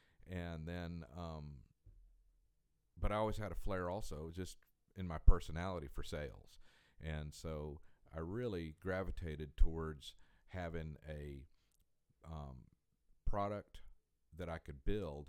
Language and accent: English; Colorado Springs, Colorado, United States; moved away as an adult; also born or lived in Fayetteville, Arkansas; I grew up in Colorado Springs, Colorado.